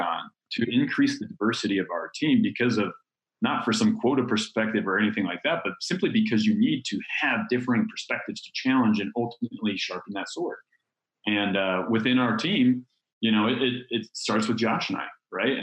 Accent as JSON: {"language": "English", "town": "Chicago", "region": "Illinois", "country": "United States", "also_born_or_lived": "San Diego", "moved": "as an adult", "said": "I'm from Chicago."}